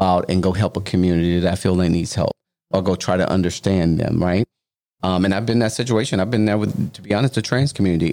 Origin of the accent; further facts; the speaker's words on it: Louisiana, United States; moved away; I'm originally from Louisiana, right? And where we're building is in my home city.